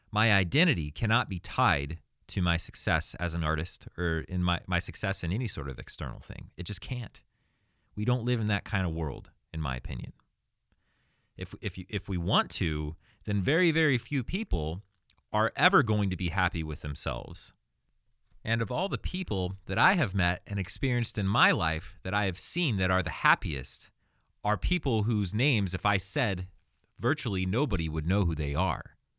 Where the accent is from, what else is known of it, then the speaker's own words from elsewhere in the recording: Arizona, United States; now in Los Angeles, United States; I was born in Arizona, nineteen eighty-four.